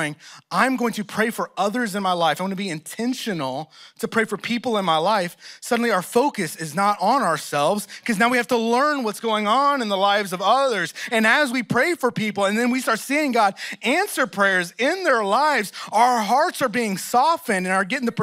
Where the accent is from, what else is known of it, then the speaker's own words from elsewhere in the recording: Texas, United States; moved away as an adult; also born or lived in Oklahoma; now in Philadelphia, United States; I'm from Texas